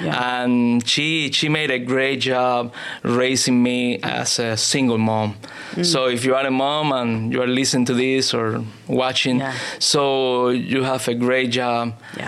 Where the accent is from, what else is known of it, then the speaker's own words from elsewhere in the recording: Cuba; English is a second language; now in United States; I grew up in Cuba.